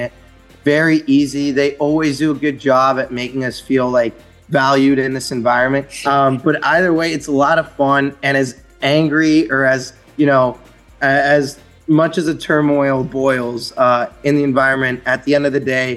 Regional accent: Pittsburgh, Pennsylvania, United States; I'm from Pittsburgh

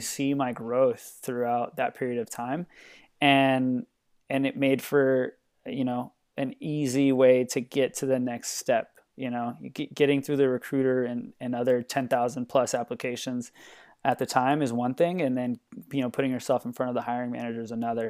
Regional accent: Los Angeles, California, United States; moved away as an adult; now in Portland, United States; I'm from Los Angeles, California.

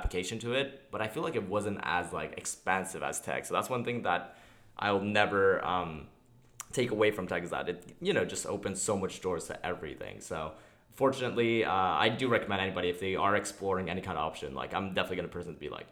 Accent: Montreal, Quebec, Canada; I'm from Montreal.

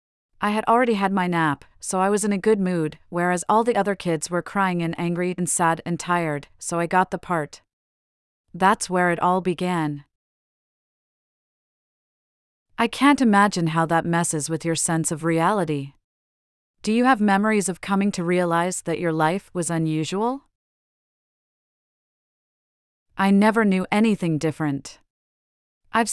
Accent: Manhattan, New York, United States; Growing up in Manhattan, I saw New York in the 70s in a very raw way.

